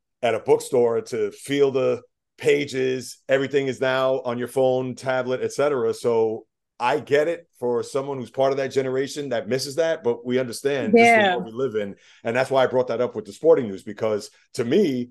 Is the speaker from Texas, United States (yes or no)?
no; New York, United States; I'm a New Yorker